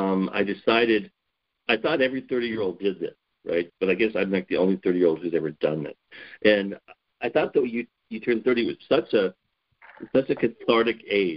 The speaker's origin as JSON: {"language": "English", "region": "Wyoming", "country": "United States", "tie": "born there", "said": "So I was born in Wyoming. My family is from the Black Hills of South Dakota, so we're actually Black Hills pioneers, which means we can establish our family back before 1876 in the Black Hills."}